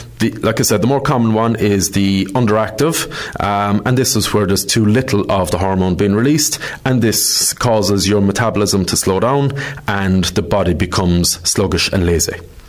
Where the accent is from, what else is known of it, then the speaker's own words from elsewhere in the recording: Ireland; we're Irish